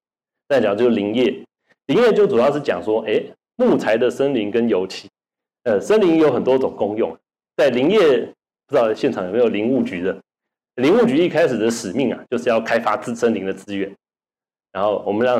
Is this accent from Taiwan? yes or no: yes; Taiwan; 对我们汉民族来讲，或者对我们台湾人来讲，